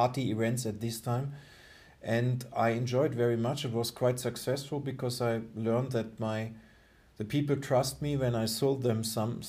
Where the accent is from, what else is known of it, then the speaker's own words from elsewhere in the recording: Germany; English is a second language; also born or lived in Singapore; where I'm coming from the Lake of Constance